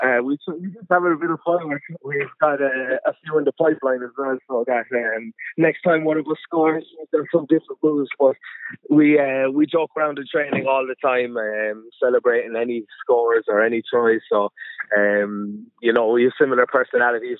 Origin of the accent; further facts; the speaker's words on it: Munster, Ireland; moved away as an adult; now in France; I grew up in Ireland. I grew up wanting to play for Munster